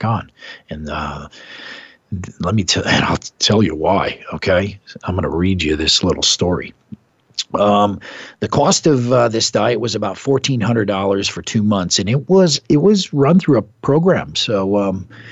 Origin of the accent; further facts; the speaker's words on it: Midwest, United States; moved away; I'm from the Midwest.